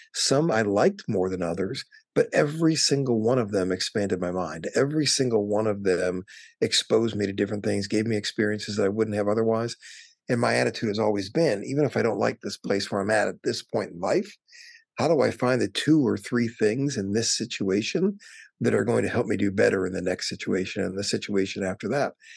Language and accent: English; Wisconsin, United States; moved away as an adult; also born or lived in California; now in Washington, D.C., United States; I grew up in Wisconsin